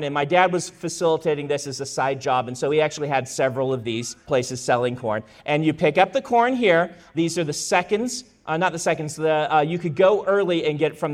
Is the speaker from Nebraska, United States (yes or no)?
yes; Nebraska, United States; moved away; also born or lived in Idaho; I grew up in Nebraska